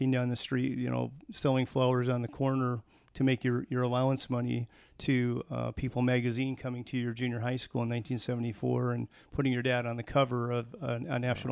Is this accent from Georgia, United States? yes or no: no; Tacoma, Washington, United States; moved away as an adult; also born or lived in Dublin, California; I was born in Tacoma, Washington in 1960